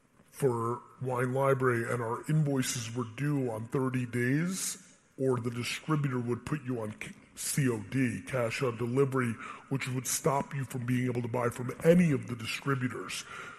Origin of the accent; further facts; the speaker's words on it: Russia; born there; English is a second language; I was born in Russia. If I could have been born in a Spanish-speaking country, I'd be fucking dominating.